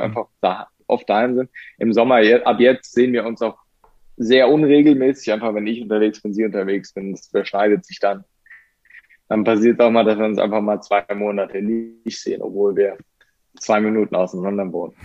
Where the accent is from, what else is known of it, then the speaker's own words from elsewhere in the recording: Germany; bei uns in Deutschland